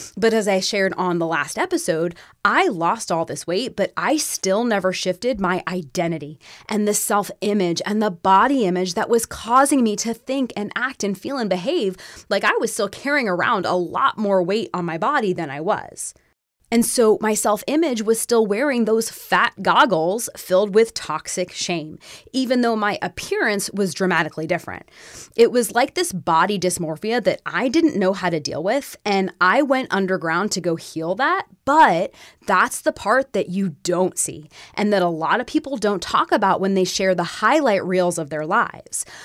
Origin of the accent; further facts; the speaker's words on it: Florida, United States; moved away as an adult; now in Tennessee, United States; growing up in Florida, there were always other Jewish kids around.